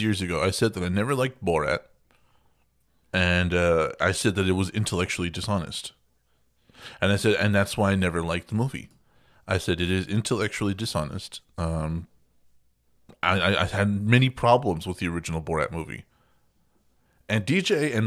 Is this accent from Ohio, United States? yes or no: no; Texas, United States; I'm from Texas